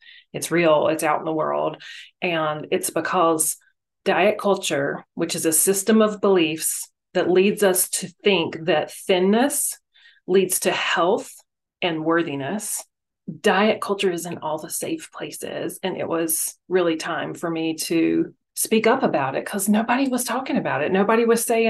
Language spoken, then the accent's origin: English; North Carolina, United States; moved away as an adult; also born or lived in Memphis, Tennessee; now in Las Vegas, United States; I grew up in North Carolina, lived in Memphis for 15 years